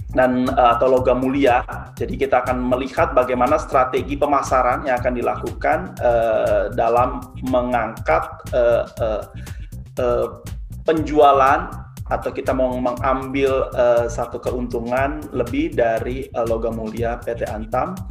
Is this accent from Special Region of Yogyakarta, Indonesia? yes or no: yes; Yogyakarta, Special Region of Yogyakarta, Indonesia; Saya dari Jogja eh, bukan dari Surabaya.